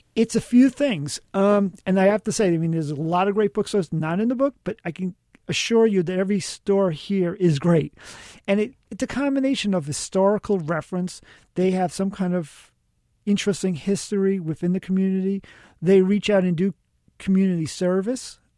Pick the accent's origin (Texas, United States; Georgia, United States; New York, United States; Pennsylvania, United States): New York, United States; New York City; I grew up in the South Bronx